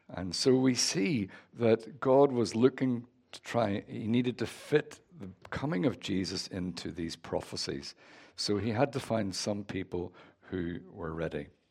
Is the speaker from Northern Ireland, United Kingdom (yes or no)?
yes; Northern Ireland, United Kingdom; moved away; As you can tell from my accent, I'm from Northern Ireland.